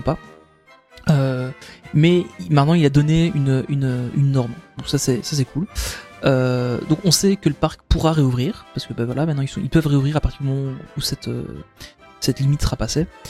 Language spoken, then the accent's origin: French; Belgium; chez nous en Belgique